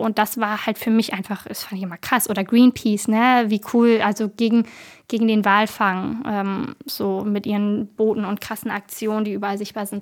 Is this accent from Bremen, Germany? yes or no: yes; Bremen, Germany; Ich komme aus Bremen.